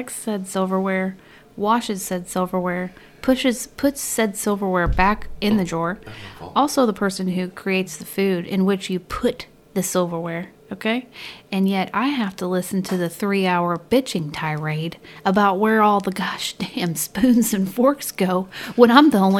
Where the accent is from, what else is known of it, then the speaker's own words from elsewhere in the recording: California, United States; Growing up in California